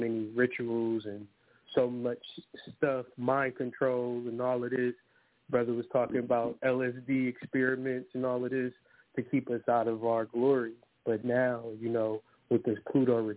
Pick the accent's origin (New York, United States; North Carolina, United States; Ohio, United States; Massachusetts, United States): Ohio, United States; moved away as an adult; now in Detroit, United States; I'm from Ohio, but I relocated in 2020 to Detroit, Michigan